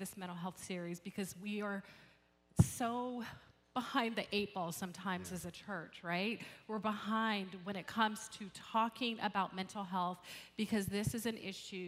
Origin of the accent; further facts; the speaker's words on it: Atlanta, Georgia, United States; I hail from Atlanta, Georgia